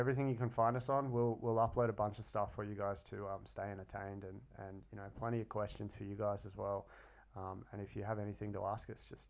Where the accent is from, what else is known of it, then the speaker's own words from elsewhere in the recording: Sydney, New South Wales, Australia; now in Brisbane, Australia; Yeah, I'm Sydney born, moved to Brisbane.